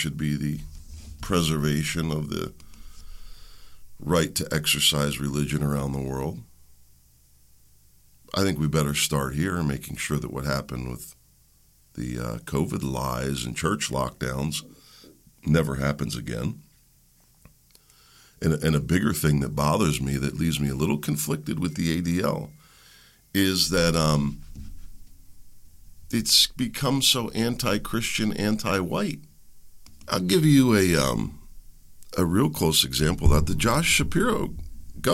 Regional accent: United States; I'm an American first

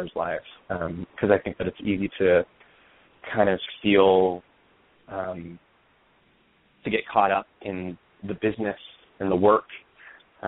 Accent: Aurora, Colorado, United States; moved away as an adult; also born or lived in Denver, Colorado; now in New York, United States; I grew up in Denver, in Aurora, Colorado, technically. I lived there until I graduated from college

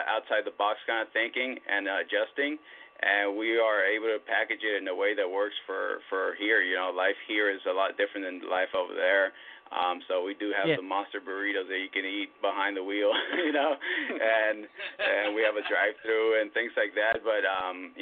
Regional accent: San Diego, California, United States; growing up in San Diego

